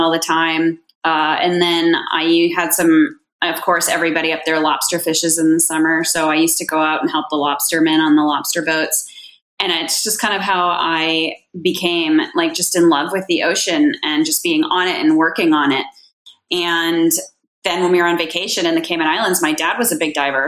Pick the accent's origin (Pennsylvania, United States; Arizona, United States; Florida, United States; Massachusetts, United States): Massachusetts, United States; Cape Cod; moved away as an adult; also born or lived in Antigonish, Nova Scotia, Canada (university); now in Caribbean; I'm originally from Cape Cod, Massachusetts